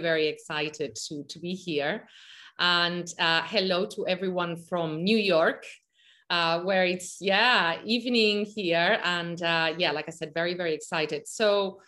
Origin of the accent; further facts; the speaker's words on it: Malaga, Andalusia, Spain; I grew up in Malaga, Spain, on the beach